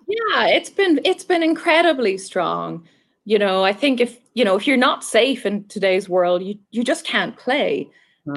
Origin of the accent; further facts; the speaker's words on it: Ireland; accent: Irish; moved away as an adult; now in Southwest Florida, United States; I'm Irish, um, so hopefully I still have the accent fairly decently.